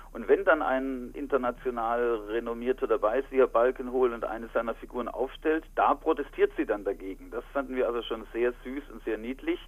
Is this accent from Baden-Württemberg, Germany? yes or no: yes; Heilbronn, Baden-Württemberg, Germany; now in Frankfurt, Germany; Ich bin in Heilbronn im Schwabenland geboren